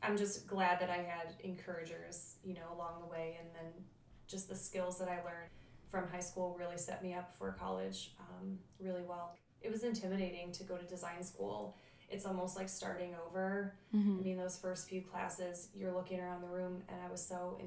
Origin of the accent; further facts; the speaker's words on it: Bay Village, Ohio, United States; I grew up in Bay Village